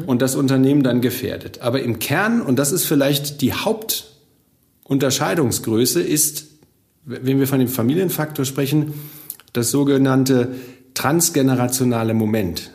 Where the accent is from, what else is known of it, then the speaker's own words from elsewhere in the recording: Bochum, North Rhine-Westphalia, Germany; Ich komme aus Bochum, also ich bin aus dem Ruhrgebiet, ich bin hier groß geworden